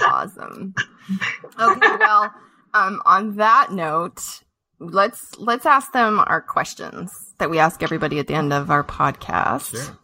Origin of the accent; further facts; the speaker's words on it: Montana, United States; also born or lived in Colorado; I grew up in Montana, uh, Colorado, and Montana